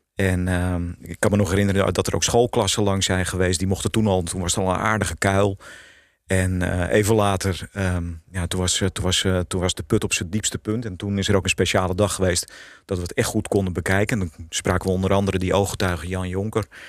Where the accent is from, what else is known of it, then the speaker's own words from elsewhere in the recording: Netherlands; voor ons als Nederlanders